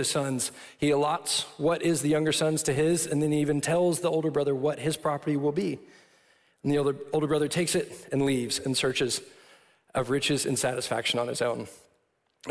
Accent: Austin, Texas, United States; I'm from Austin, so I'm not like a city boy, or I'm not a farm boy

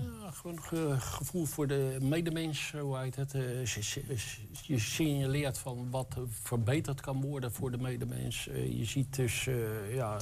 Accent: the West, western Netherlands, Netherlands; now in Enschede, Netherlands; Ik kom uit het Westen. ik ben dus een Westerling. Maar ik woon eh, ruim tien jaar hier in Enschede

